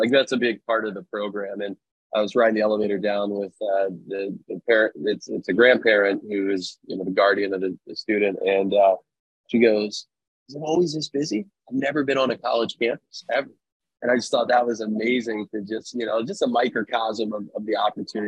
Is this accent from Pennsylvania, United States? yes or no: yes; right outside Philadelphia, Pennsylvania, United States; moved away as an adult; also born or lived in Western Massachusetts; now in Sacramento, United States; I grew up right outside Philadelphia, went to college in Western Massachusetts, and then made my way out to California